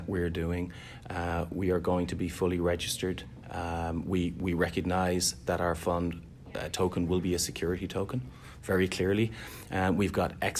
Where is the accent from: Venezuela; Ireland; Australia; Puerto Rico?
Ireland; Dublin, Leinster; moved away as an adult; now in Boston, United States; I'm originally from Dublin, Ireland